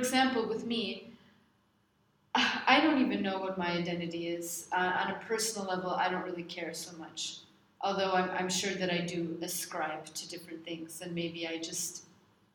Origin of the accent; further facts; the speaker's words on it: United States; moved away; I'm American